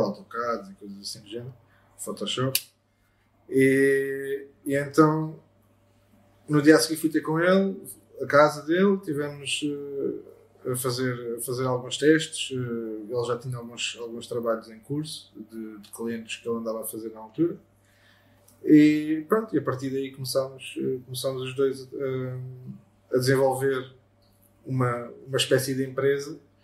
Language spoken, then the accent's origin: Portuguese; Baixa da Banheira, Setúbal, Portugal; also born or lived in Lisbon; Sou da Baixa da Banheira, nasci em Lisboa